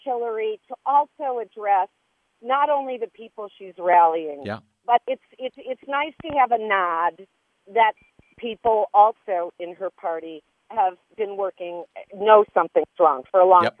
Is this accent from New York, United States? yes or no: yes; Rochester, New York, United States; I'm from Rochester, New York.